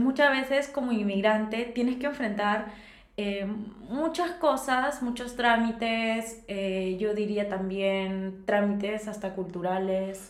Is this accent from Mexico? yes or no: no; Peru; moved away as an adult; now in Germany; soy peruana como tú